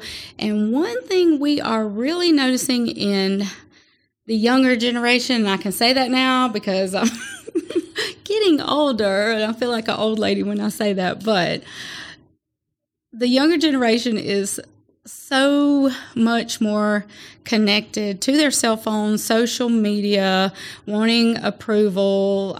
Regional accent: Atmore, Alabama, United States; and then I was raised in Atmore, so here, so I'm from this area.

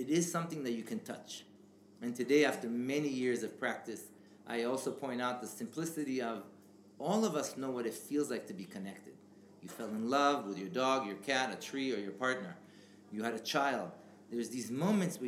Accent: Israel; English is a second language; moved away; I grew up in Israel and I have a Jewish background

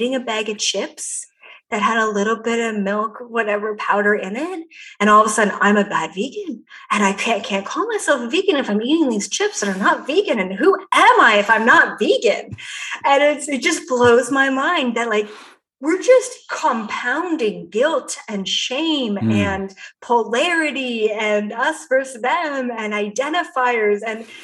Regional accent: Canada; I'm Canadian.

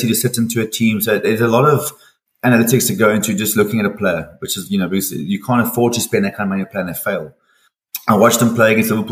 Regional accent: Durban, KwaZulu-Natal, South Africa; also born or lived in Manchester / Finland / Turkey; I'm a Durban boy, so I was in Durban from dots

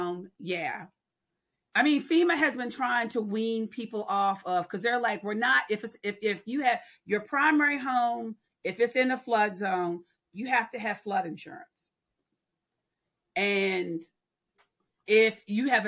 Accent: Louisiana, United States; my home state

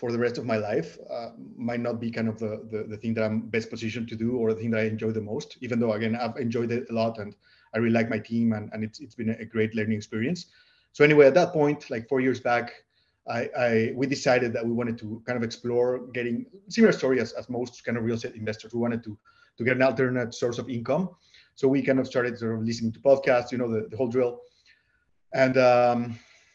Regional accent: Puebla, Mexico; moved away as an adult; also born or lived in New York City, United States / Bay Area, California, United States; now in California, United States; we are originally from Mexico. We are from a city called Puebla, which is like 2 hours away from Mexico City.

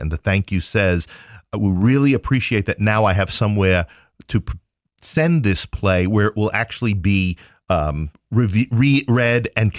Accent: Queens, New York, United States; moved away as an adult; now in Ohio, United States; No, I am from Queens, New York.

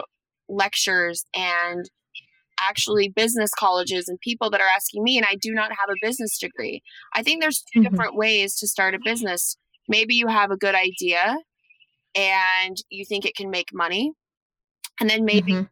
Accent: Salt Lake City, Utah, United States; I'm from Salt Lake City

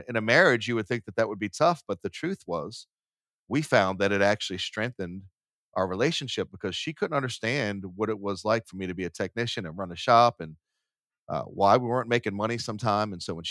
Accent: Boston, Massachusetts, United States; I was born in Boston. So Southie was a Irish community. It was pretty poor at the time. It's not anymore. But, you know, we grew up and we moved a lot.

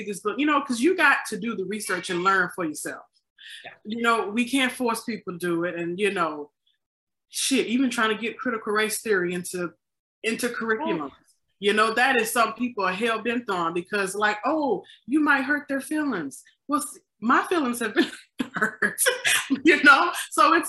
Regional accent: the South, United States; now in Chicago, United States; I'm from the South. I can pick on the South because I am from there

